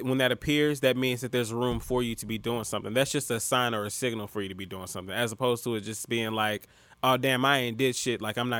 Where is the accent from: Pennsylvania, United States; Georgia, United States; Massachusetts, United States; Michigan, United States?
Georgia, United States; Atlanta; now in New York, United States; I'm from Atlanta, right?